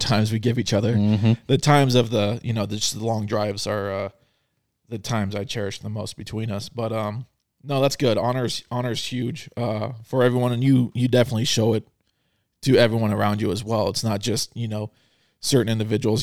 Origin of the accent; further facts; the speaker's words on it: Arizona, United States; I am from Arizona.